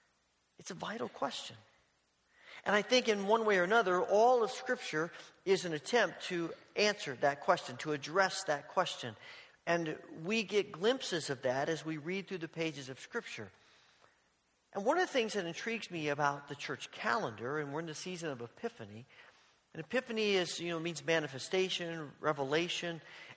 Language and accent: English; Evansville, Indiana, United States; moved away as an adult; the church in Evansville, Indiana, where I grew up